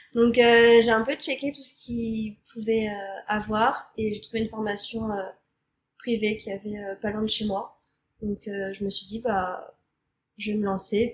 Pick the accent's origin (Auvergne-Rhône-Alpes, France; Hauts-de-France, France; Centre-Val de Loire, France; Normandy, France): Normandy, France; moved away as an adult; now in Montreal, Canada; J'ai grandi en Normandie.